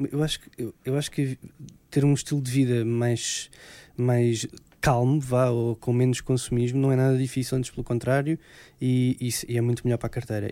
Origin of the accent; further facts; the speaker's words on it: Alentejo, Portugal; eu sou alentejano